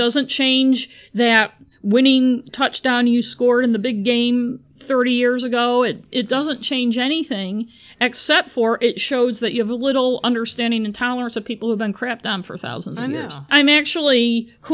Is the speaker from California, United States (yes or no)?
no; Augusta, Maine, United States; in the 70s, when we were growing up in Augusta